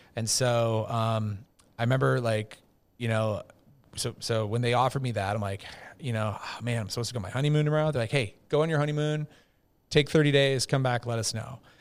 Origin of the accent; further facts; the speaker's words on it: Minnesota, United States; I'm from Minnesota, big Viking fan growing up